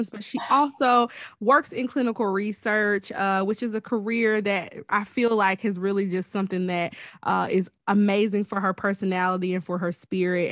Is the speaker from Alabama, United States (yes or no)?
yes; Alabama, United States; We are both from Alabama